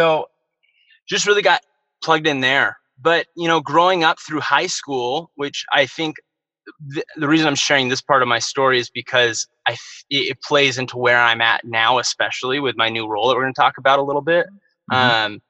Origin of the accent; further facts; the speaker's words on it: Bakersfield, California, United States; I was born and raised in Bakersfield, California